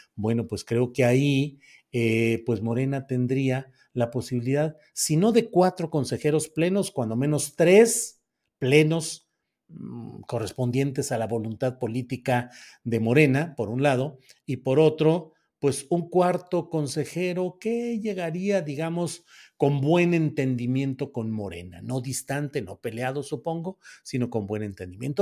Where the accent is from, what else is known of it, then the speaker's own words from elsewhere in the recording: northern Mexico, Mexico; also born or lived in San Luis Potosí, Mexico; now in Zapopan, Mexico; Del norte, luego crecí y eh, hice mis actividades políticas y universitarias